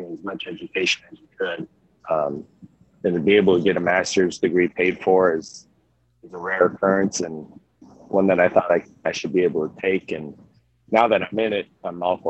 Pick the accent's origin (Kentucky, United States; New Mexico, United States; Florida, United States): Florida, United States; Sarasota; moved away as an adult; also born or lived in Miami, Florida; now in Chattanooga, United States; I'm originally from Florida, from Sarasota